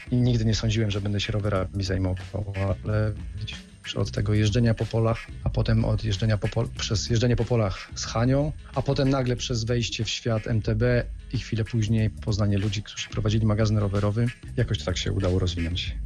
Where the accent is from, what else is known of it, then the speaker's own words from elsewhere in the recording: Środa Śląska, Lower Silesian Voivodeship, Poland; ja jestem ze Środy Śląskiej